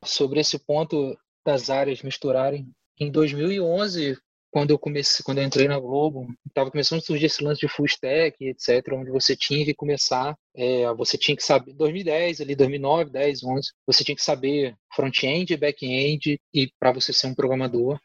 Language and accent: Portuguese; interior of Rio de Janeiro state, Brazil; also born or lived in Campos dos Goytacazes; sou do interior do estado do Rio de Janeiro e fiz a faculdade em Campos